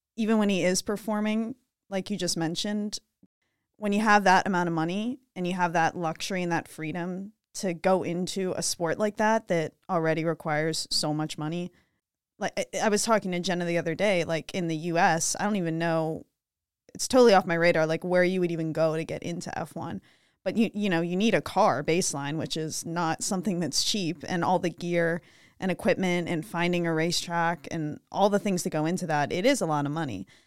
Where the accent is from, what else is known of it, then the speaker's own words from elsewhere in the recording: Pittsburgh, Pennsylvania, United States; I'm from Pittsburgh